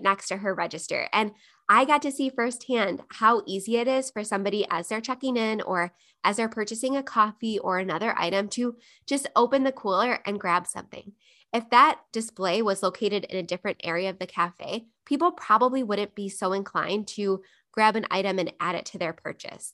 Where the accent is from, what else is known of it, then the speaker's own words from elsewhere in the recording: Buffalo, New York, United States; Buffalo, New York, my hometown